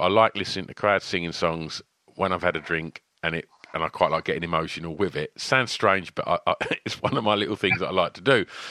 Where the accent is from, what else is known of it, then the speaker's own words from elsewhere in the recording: Basildon, East of England, United Kingdom; they're my hometown band. They're uh, they're from where I'm from.